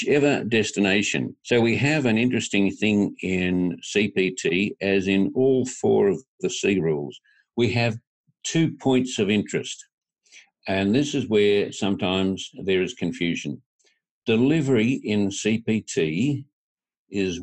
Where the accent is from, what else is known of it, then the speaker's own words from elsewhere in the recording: tropical North Queensland, Australia; I'm from tropical North Queensland in Australia.